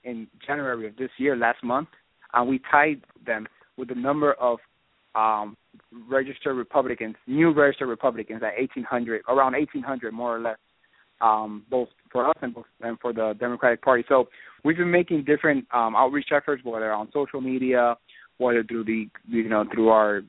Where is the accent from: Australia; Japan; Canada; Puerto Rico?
Puerto Rico; born there; I was born in Puerto Rico. I go there all the time.